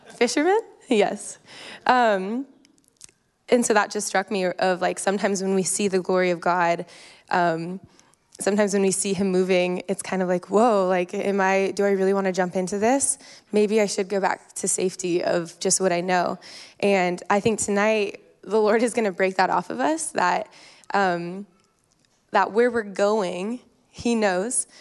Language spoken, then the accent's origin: English; Colorado, United States; moved away as an adult; also born or lived in Lake Tahoe; now in Newburgh, United States; I grew up in Colorado, which is a high desert mountain country, not a lot of water